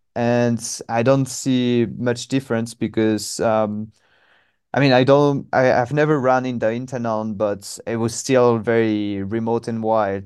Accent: Normandy, France; English is a second language; moved away as an adult; now in Hanoi, Vietnam; I'm from Normandy, so northwest okay. of France. And um, yeah. yeah. I was born and raised by the sea

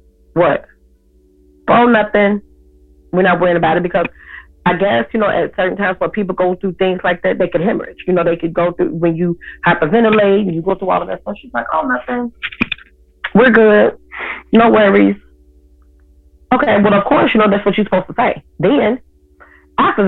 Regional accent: Chicago, Illinois, United States; I'm 45 years old and I'm from Chicago

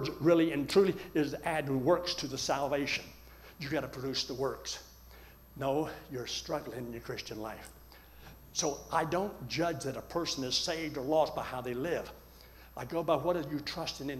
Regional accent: Colorado, United States

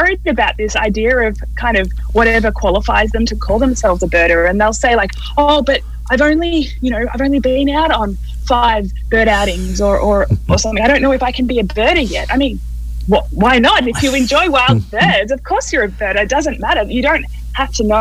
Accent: Australia; moved away; growing up in Australia

